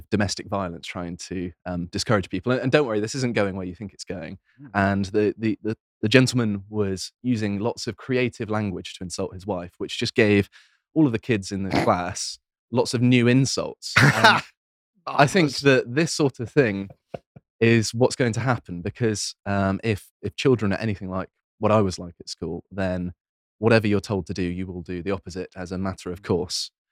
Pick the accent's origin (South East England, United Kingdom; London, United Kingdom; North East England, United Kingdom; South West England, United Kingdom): South West England, United Kingdom; West Country; from the West Country